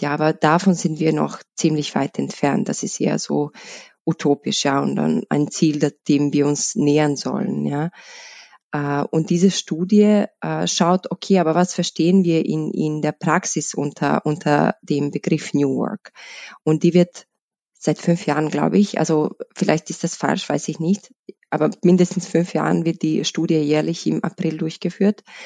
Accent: Bosnia & Herzegovina; moved away as an adult; now in Vienna, Austria; ich, ich komme aus, aus Bosnien, bin in Wien seit 2008, ähm, dort, also in Bosnien, in einem kleinen Stadt. Im, im Herzen Bosniens

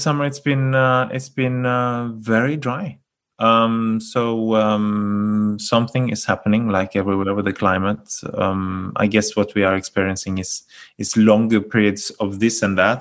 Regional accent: Bergen, Vestland, Norway; my hometown here in Bergen

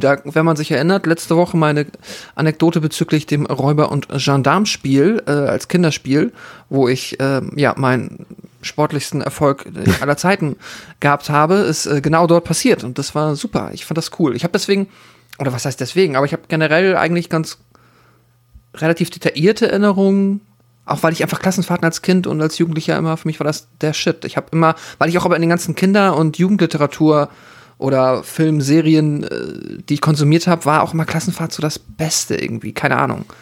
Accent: Germany; ich komme aus dem Dorf auch so und bei Hamburg, Hamburg Speckgürtel

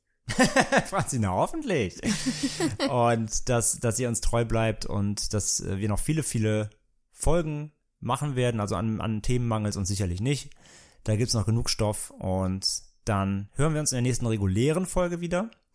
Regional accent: Bad Neuenahr-Ahrweiler, Rhineland-Palatinate, Germany; moved away; ich komme ja aus dem Rheinland, wie gesagt, ursprünglich und ähm, natürlich halt super Karneval war bei uns immer total an der Tagesordnung

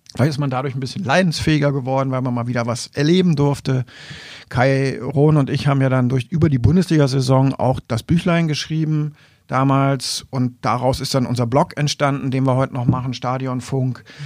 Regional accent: Wolfenbüttel, Lower Saxony, Germany; also born or lived in East Frisia; ich bin dann eben auch vor Wolfenbüttel aufgewachsen

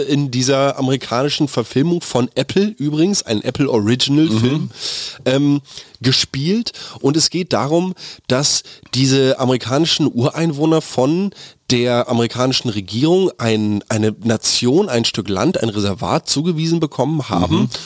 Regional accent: Germany; hier bei uns in Deutschland

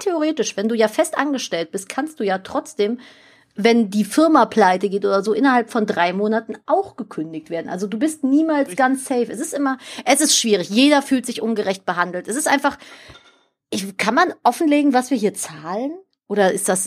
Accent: Cologne, North Rhine-Westphalia, Germany; ich bin hier in Köln aufgewachsen und ich bin in dem Stadtteil, in dem ich hier gerade lebe, geboren

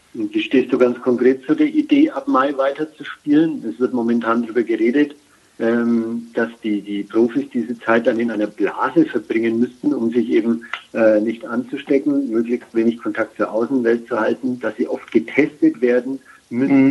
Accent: Germany; wir sind in Deutschland geboren, sind in Deutschland aufgewachsen, haben eine deutsche Mutter.

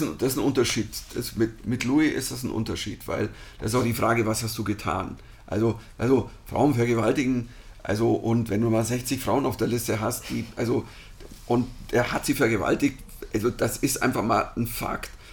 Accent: Germany; moved away as an adult; also born or lived in New York; Ich bin Deutscher, ich bin hier

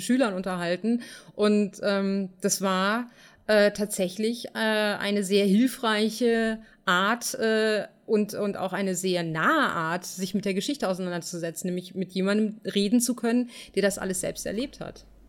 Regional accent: Germany; wir als Deutsche

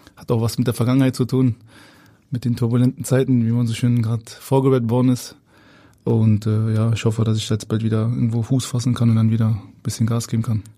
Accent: Berlin, Germany; moved away as an adult; also born or lived in Hamburg; ich bin ja Berliner, habe meine Wohnung und pendel jetzt zwischen Berlin und Hamburg gerade.

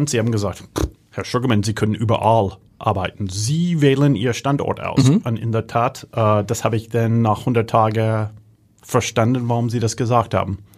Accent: Germany; accent: Hanseatic; Ähm, mein hanseatischer Dialekt, die ist sehr erkennbar.

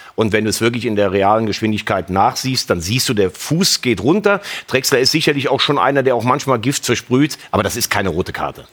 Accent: Rhineland, Germany; Ich bin kein Kölner, kein Gebürtiger, ich bin Rheinländer.

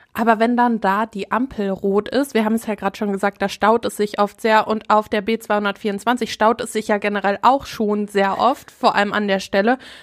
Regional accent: Herne, North Rhine-Westphalia, Germany; wir kommen ursprünglich nämlich aus Herne

